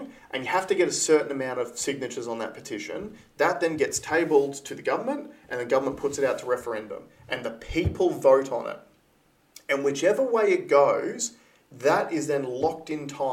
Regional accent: Queensland, Australia; me being a Queenslander

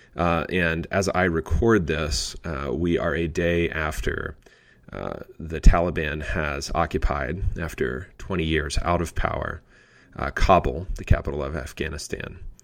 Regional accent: Pennsylvania, United States; now in Indiana, United States; my home state of Pennsylvania

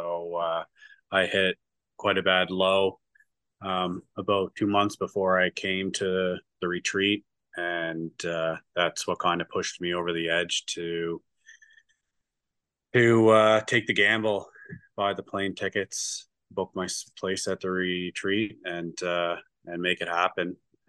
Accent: Nova Scotia, Canada; From Nova Scotia, Canada.

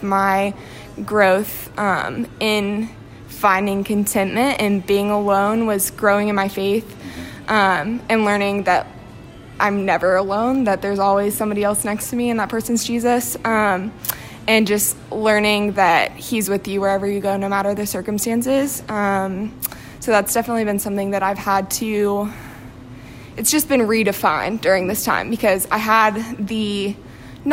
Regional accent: Marietta, Georgia, United States; moved away as an adult; now in Knoxville, United States; I'm actually from Marietta, Georgia, originally, so north of Atlanta, and then I came here for school.

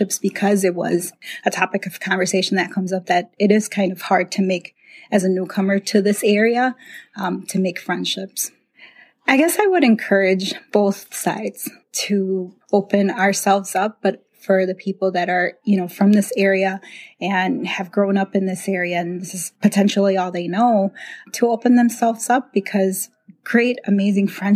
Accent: Chicago, Illinois, United States; moved away as an adult; now in Fox Valley, United States; I grew up in Chicago

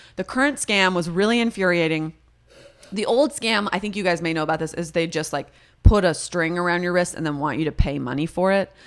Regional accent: the Valley, California, United States; I'm from the Valley. If that means anything, I was around a lot of other Jewish people

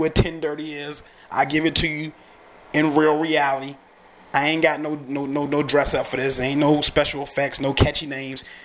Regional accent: United States; also born or lived in Richmond, Virginia area; I'm American

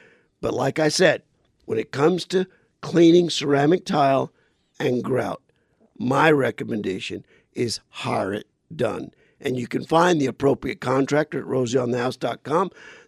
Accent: Phoenix, Arizona, United States; I said, well, I'm from Phoenix. I've got a Ford dealer I really like.

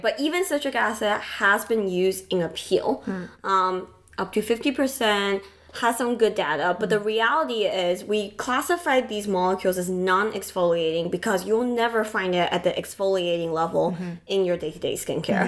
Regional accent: Taiwan; moved away; I grew up in Taiwan

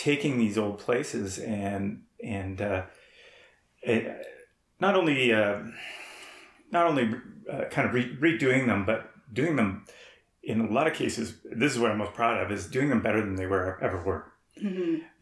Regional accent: Toronto, Ontario, Canada; also born or lived in Pointe au Baril, Canada; now in Parry Sound, Canada; I'm originally from Toronto

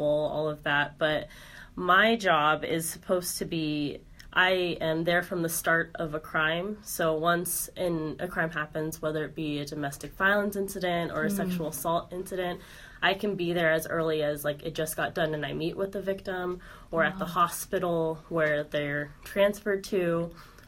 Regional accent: Las Vegas, Nevada, United States; I was born and raised in Las Vegas

